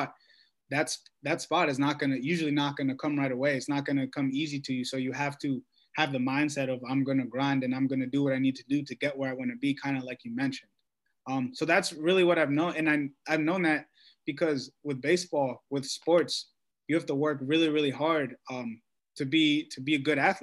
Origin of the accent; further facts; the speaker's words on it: Washington, District of Columbia, United States; I'm from Washington, D.C. My school's in New York